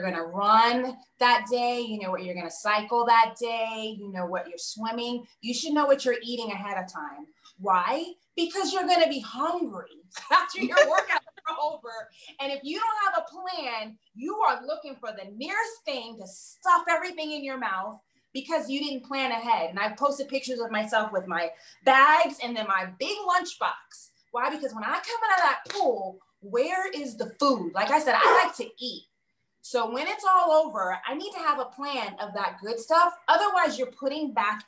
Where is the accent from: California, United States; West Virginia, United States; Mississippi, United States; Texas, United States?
California, United States; Southern; also born or lived in New York; I was born in New York, but I grew up in Southern California